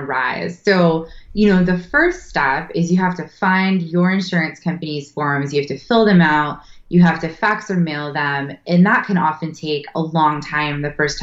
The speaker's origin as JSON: {"language": "English", "town": "Berkeley", "region": "California", "country": "United States", "tie": "born or raised there", "said": "I was born in Berkeley, so I grew up around, you know, the area I live now"}